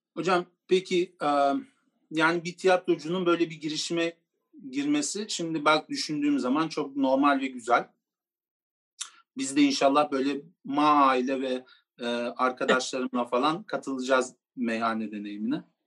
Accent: Turkey; Türkiye'de doğdum ben Gürcü

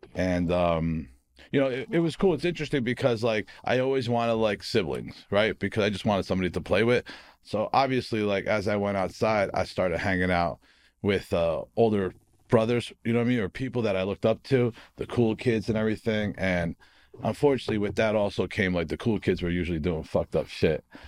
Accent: Harrison, New Jersey, United States; also born or lived in Newark, New Jersey; I was born in Newark, from Harrison, New Jersey

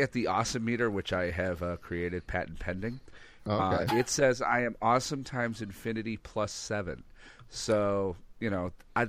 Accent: Ireland; Like, so you're calling me Italian? I'm sorry, sir. I'm Irish.

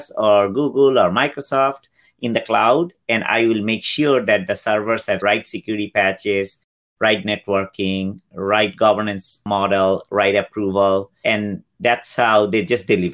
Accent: Bangladesh; now in United States; I am originally from Bangladesh, came here in 91.

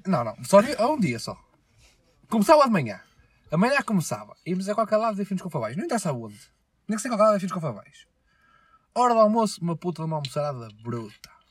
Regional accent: Portugal; Eu nasci em Portugal

